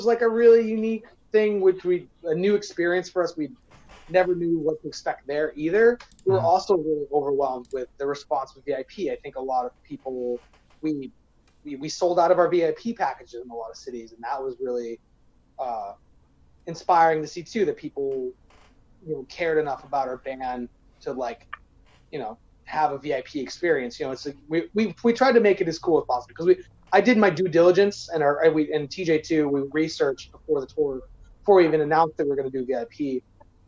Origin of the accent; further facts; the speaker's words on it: Maine, United States; also born or lived in New Hampshire; now in Chicago, United States; I was born in New Hampshire, raised in Maine